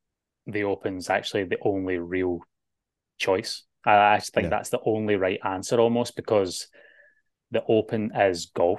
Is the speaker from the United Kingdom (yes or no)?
yes; Scotland, United Kingdom; now in Australia; I'm a Scotsman.